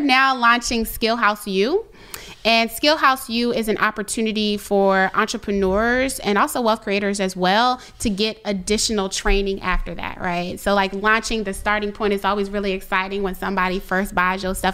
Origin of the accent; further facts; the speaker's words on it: Richmond, Virginia, United States; I'm from Richmond